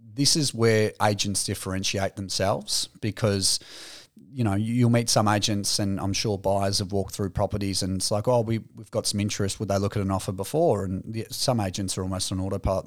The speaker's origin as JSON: {"language": "English", "town": "Aspendale", "region": "Victoria", "country": "Australia", "tie": "born or raised there", "said": "growing up in Aspendale"}